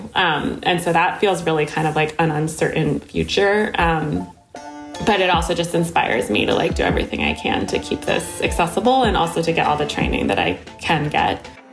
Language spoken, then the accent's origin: English; Connecticut, United States; when I was born in Connecticut in 1990